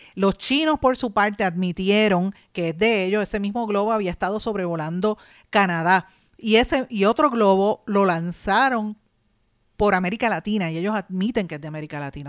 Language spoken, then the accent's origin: Spanish; Puerto Rico; nosotros como puertorriqueños